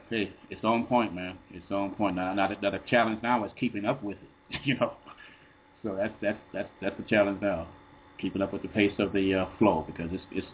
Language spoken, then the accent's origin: English; Chicago, Illinois, United States; I'm from Chicago. I went to South Shore.